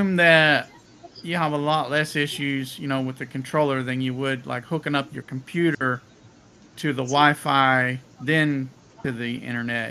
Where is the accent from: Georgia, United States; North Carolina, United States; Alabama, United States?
North Carolina, United States; Mecklenburg County; moved away; I'm from North Carolina